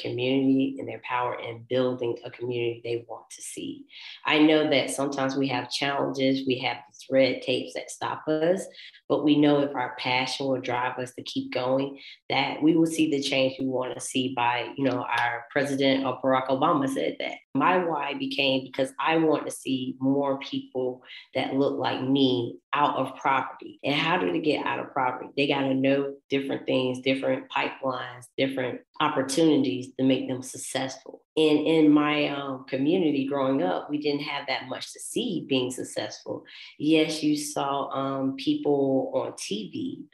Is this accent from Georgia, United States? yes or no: yes; Augusta, Georgia, United States; I grew up in Augusta, Georgia in the 80s